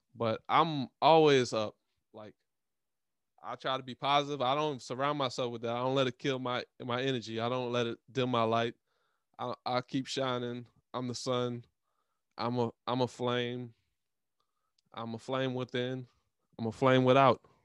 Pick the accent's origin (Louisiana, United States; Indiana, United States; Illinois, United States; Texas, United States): Louisiana, United States; I live in Louisiana. I'm from Louisiana